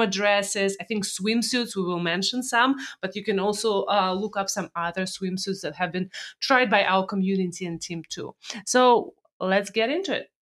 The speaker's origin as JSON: {"language": "English", "country": "Russia", "tie": "born or raised there", "moved": "yes", "said": "growing up in Russia days."}